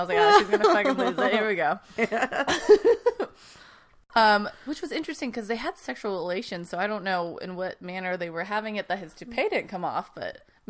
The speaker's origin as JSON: {"language": "English", "region": "California", "country": "United States", "tie": "born or raised there", "said": "I grew up in California."}